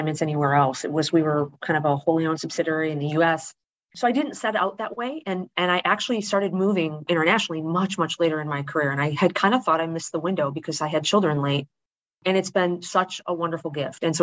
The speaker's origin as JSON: {"language": "English", "region": "Wisconsin", "country": "United States", "tie": "born or raised there", "also_born_or_lived": "Indianapolis, Indiana", "moved": "as an adult", "said": "growing up in Wisconsin"}